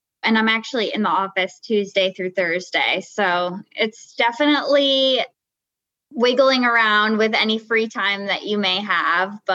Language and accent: English; New Jersey, United States; moved away as an adult; now in New York, United States; I'm actually from Jersey, from North Jersey